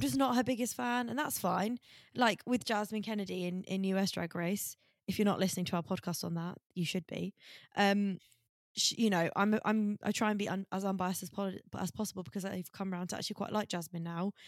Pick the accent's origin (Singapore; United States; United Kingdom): United Kingdom; Essex, East of England; I'm from Essex